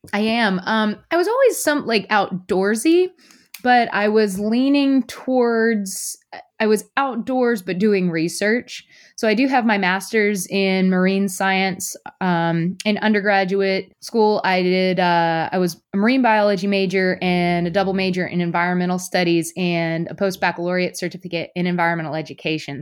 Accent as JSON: {"language": "English", "town": "Fayetteville", "region": "North Carolina", "country": "United States", "tie": "born or raised there", "also_born_or_lived": "Wilmington, North Carolina", "moved": "as an adult", "said": "I actually tell everybody I'm from Wilmington, but I'm from about two hours inland in a place called Fayetteville, North Carolina, which is more similar to where I'll be living now. Um, I grew up kind of playing in lakes and rivers"}